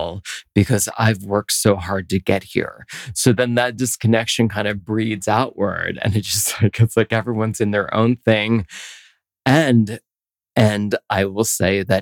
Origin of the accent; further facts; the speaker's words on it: Philadelphia, Pennsylvania, United States; also born or lived in New York City; now in Denver, United States; I grew up in Pennsylvania. I grew up in Philadelphia